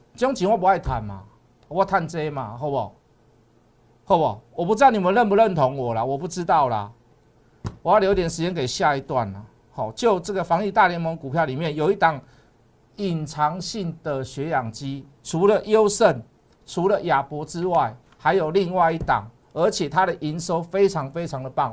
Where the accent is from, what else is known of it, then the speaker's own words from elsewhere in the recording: Taiwan; 我们台湾人民